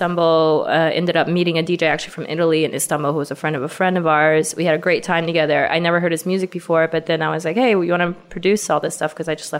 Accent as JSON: {"language": "English", "region": "Beijing", "country": "China", "accent": "Valley Girl", "said": "We are from Beijing. You might hear me with a funny Valley Girl accent because I went to school in California briefly."}